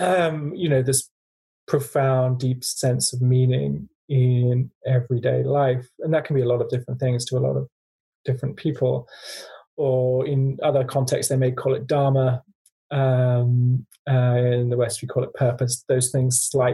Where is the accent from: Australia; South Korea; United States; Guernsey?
Guernsey; also born or lived in Africa; I grew up in a wealthy family in a tax haven called Guernsey.